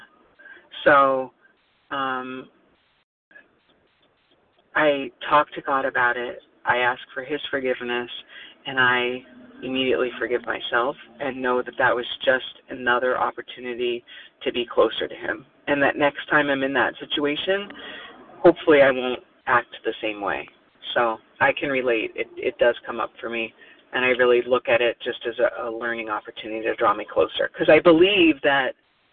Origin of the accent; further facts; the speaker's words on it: Oregon, United States; now in New Jersey, United States; I was born in Oregon